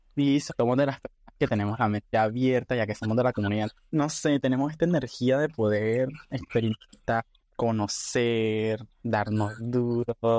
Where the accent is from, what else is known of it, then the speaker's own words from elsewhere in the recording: Nicaragua; also born or lived in Panama; now in Spain; soy de Nicaragua, pero viví en Panamá creo que 6 años, creo 5. Y ahora actualmente estoy viviendo en España